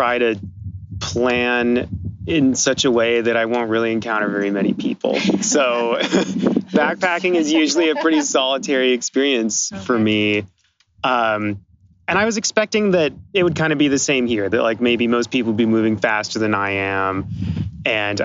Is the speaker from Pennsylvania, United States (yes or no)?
no; Mountain View, California, United States; I'm from Mountain View, California.